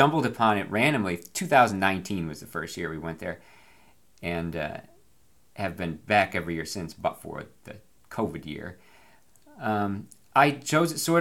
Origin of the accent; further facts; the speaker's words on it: Binghamton, New York, United States; moved away; I'm from Binghamton, a place that is flooded famously with the disastrous results, and catastrophic results, at least twice in the time that I lived there